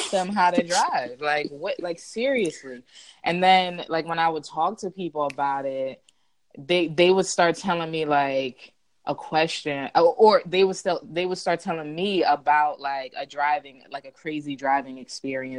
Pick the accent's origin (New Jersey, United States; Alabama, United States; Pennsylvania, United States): Pennsylvania, United States; Philadelphia; I am from Philadelphia